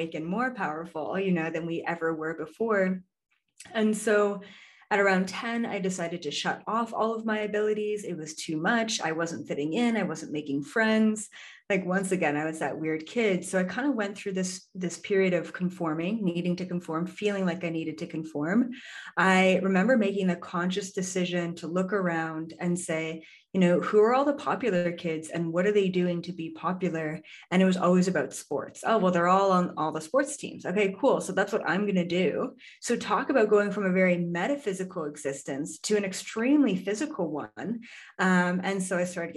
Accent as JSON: {"language": "English", "country": "Canada", "moved": "yes", "said": "I'm Canadian originally"}